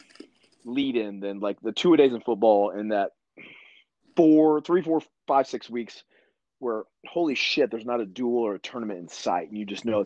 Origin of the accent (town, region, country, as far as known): small Midwest town, United States; born or raised there